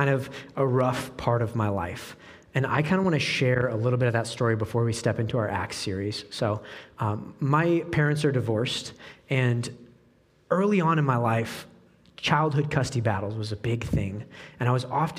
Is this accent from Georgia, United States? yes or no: no; Oregon, United States; moved away as an adult; now in Peoria, United States; I grew up in Oregon